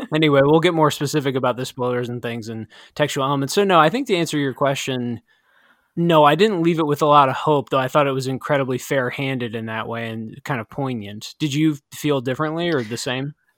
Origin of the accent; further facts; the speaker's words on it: Midwest, United States; growing up in the Midwest